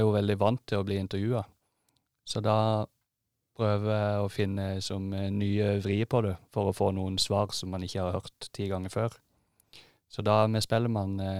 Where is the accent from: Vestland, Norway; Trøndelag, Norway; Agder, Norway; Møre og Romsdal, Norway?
Agder, Norway; Holum; now in Oslo, Norway; nettopp kommet tilbake til Oslo etter å ha vært hjemme i Holum